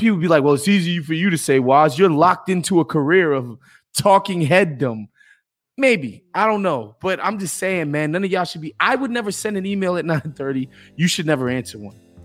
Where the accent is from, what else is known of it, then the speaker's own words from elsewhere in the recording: New York, United States; as a New Yorker